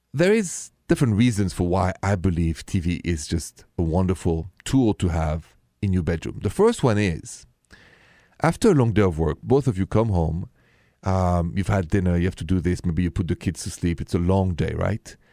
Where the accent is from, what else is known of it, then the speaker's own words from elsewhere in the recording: Paris, Île-de-France, France; accent: French; English is a second language; moved away as an adult; I am straight from Paris, but I've been here twenty years